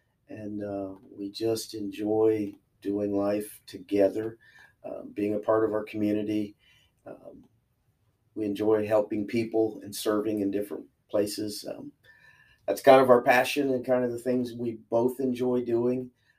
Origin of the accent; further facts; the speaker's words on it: Chillicothe, United States; Born and raised in Chillicothe, graduated from Uniota in 1988.